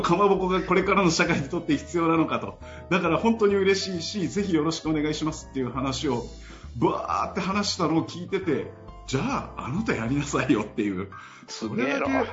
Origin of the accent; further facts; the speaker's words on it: Miyazaki, Japan; 僕、すごい宮崎の田舎の出身で実家があの精米所とかをやっている